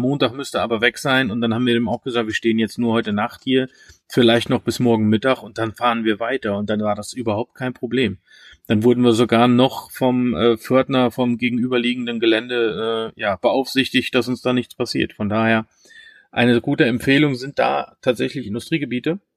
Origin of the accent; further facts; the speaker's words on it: Germany; bei uns in Deutschland